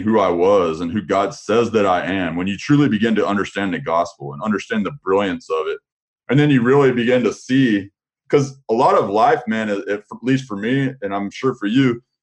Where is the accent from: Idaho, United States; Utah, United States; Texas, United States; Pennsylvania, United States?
Texas, United States; Amarillo; now in Dallas-Fort Worth, United States; I was originally from the Panhandle area